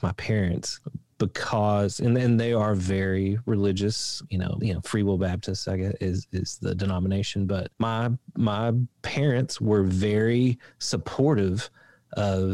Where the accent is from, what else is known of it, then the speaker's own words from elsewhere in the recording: Appalachia, Eastern Kentucky, United States; I grew up in Appalachia in Eastern Kentucky